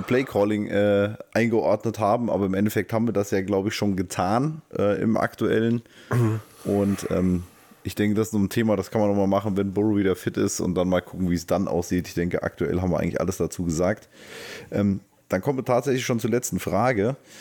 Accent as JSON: {"language": "German", "area": "Taunus", "region": "Hesse", "country": "Germany", "said": "Ich komme aus dem Taunus."}